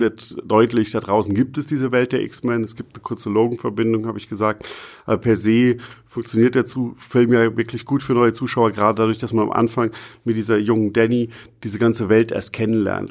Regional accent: Germany; als Deutscher

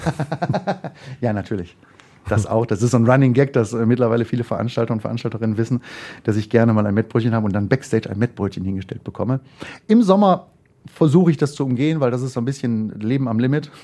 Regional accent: Mülheim an der Ruhr, North Rhine-Westphalia, Germany; also born or lived in Essen; aufgewachsen in Mülheim an der Ruhr, äh, Heißen

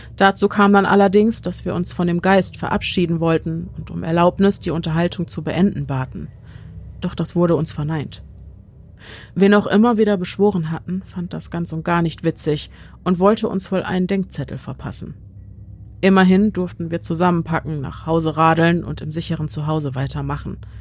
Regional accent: Germany; bei uns in Deutschland

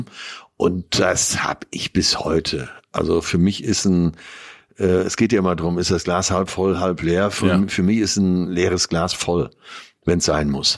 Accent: Münsterland, North Rhine-Westphalia, Germany; als typischer Münsterländer

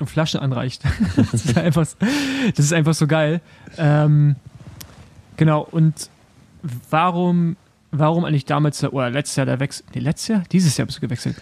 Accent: Germany

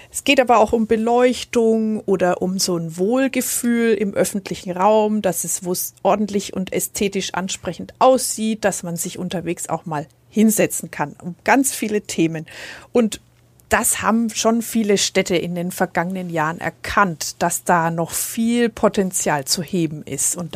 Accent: Nuremberg, Bavaria, Germany; Also als Nürnberger denkt man zum Beispiel an den Weinmarkt, der ganz stark äh, verkehrsberuhigt wurde und für Fußgänger attraktiver werden sollte.

